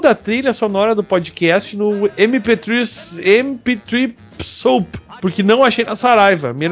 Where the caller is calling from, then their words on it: Guaratinguetá, São Paulo, Brazil; Sou de Guaratinguetá, cu do interior do estado de São Paulo.